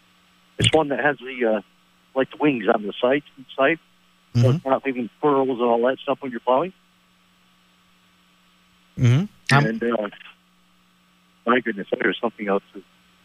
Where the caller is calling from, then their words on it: Crown Point, New York, United States; Calling from Crown Point.